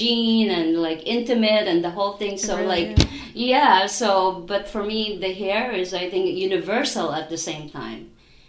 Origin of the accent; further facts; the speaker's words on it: Philippines; moved away; I'm from the Philippines